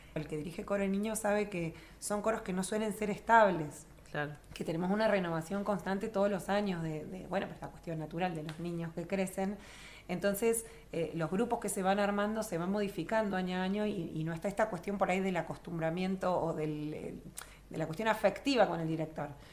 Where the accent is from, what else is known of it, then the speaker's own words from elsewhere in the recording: Río Gallegos, Santa Cruz, Argentina; also born or lived in Buenos Aires; no nací en, Río Gallegos, nací en Capital, pero al año se vinieron acá a instalar mis papás y hice toda mi formación en, Río Gallegos